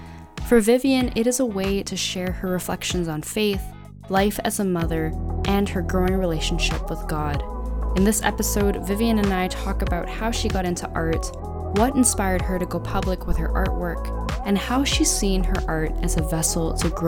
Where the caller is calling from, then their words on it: Canada; As many listeners know, I'm coming in from Canada.